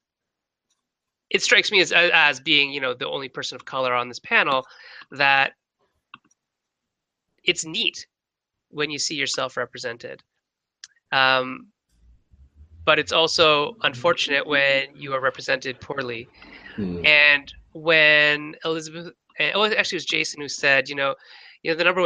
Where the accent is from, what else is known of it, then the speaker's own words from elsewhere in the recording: Canada; being a Canadian-born Chinese person